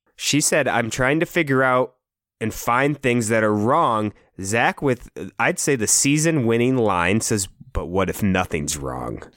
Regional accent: Iowa, United States; we're from Iowa

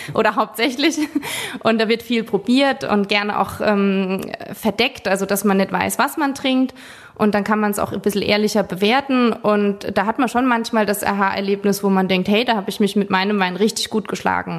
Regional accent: Forst, Rhineland-Palatinate, Germany; wir sind aus Forsch, das ist schon ein Ort

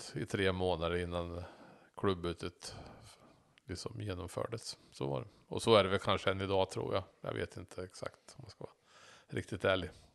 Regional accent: between Norrköping and Söderköping, Östergötland, Sweden; Så jag är ju emellan Norrköping och Söderköping växte jag upp som barn

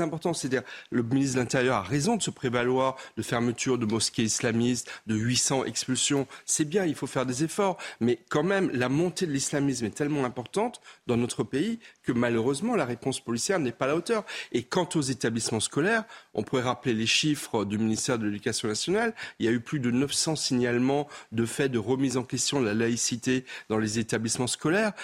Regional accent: Alsace, Grand Est, France; moi, je suis alsacien

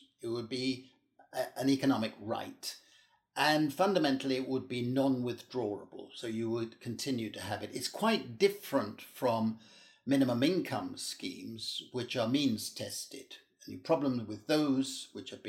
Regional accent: United Kingdom; now in Europe; I'm British, I'm a British citizen, but I work and live in Europe

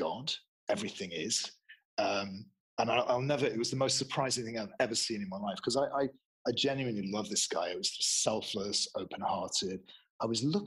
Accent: Manchester, North West England, United Kingdom; moved away as an adult; I'm from Manchester

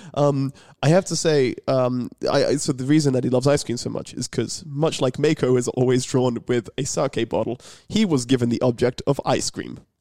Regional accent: England, United Kingdom; I'm English

